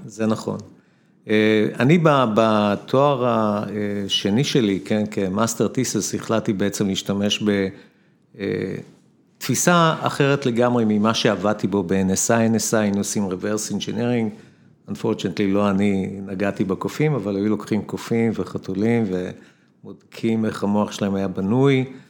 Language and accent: Hebrew; Ramla, Central District, Israel; גדלתי ברמלה